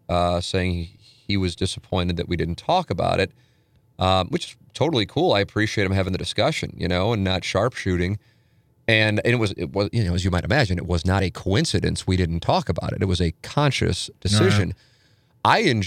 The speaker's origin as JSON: {"language": "English", "town": "St. Louis", "region": "Missouri", "country": "United States", "tie": "born or raised there", "said": "you know, I grew up on Vienna, family, then moved to Tam Avenue, family still lives there. And in St. Louis Hills, 63109."}